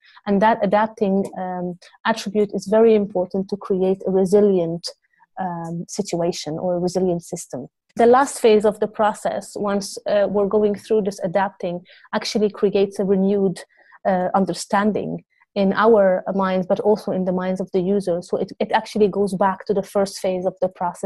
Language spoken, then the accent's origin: English; Beirut, Beirut Governorate, Lebanon; now in Amsterdam, Netherlands; I grew up in Lebanon, in Beirut, during the war years.